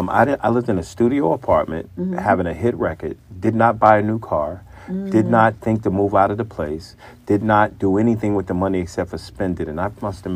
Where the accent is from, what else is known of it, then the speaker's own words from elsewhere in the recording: New York City, New York, United States; also born or lived in Brooklyn; Born in Brooklyn, raised in Queens, back and forth to Brooklyn.